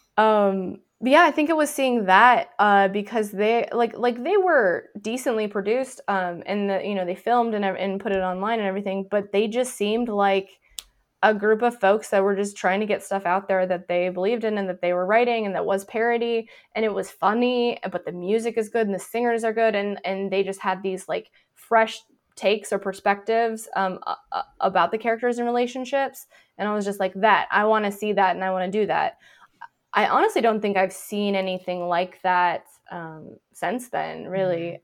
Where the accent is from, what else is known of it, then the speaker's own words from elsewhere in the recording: near Deadwood, South Dakota, United States; I grew up near Deadwood, South Dakota